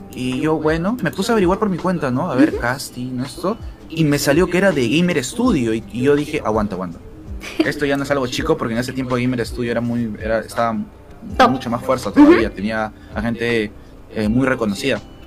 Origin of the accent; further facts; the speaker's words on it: Lima, Peru; actualmente vivo aquí en Lima, soy de Lima mm, eh, y he crecido aquí, nunca me, he mudado